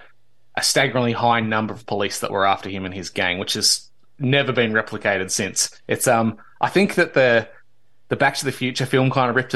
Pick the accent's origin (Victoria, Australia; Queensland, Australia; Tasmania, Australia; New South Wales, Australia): Victoria, Australia; in the then British colony of Victoria, which is my home state.